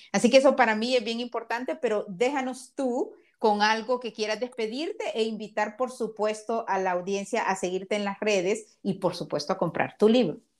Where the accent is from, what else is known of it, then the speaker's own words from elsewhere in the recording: Honduras; now in Miami, United States; nací en Honduras, porque yo soy como soy, porque soy catracha.